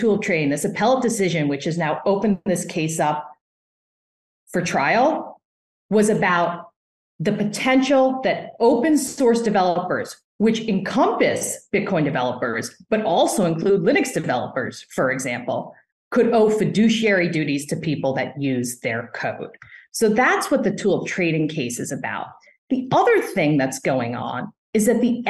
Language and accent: English; United States; an American litigator